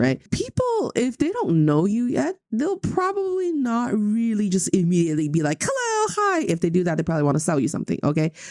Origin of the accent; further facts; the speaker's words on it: Changchun, Jilin, China; moved away; In my hometown in Changchun